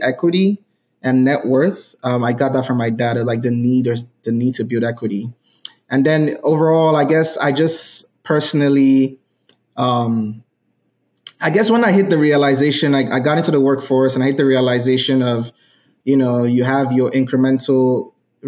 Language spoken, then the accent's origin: English; Nigeria; moved away as an adult; now in United States; I grew up in Nigeria.